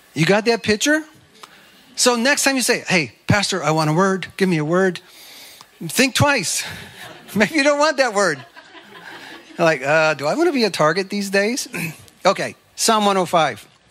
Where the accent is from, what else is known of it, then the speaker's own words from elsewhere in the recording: United States; I'm an American